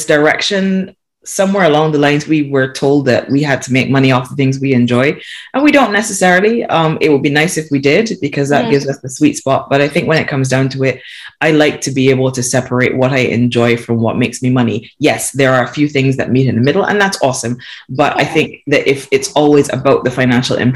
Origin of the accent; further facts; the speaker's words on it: Barbados; now in United Kingdom; I was born and raised in Barbados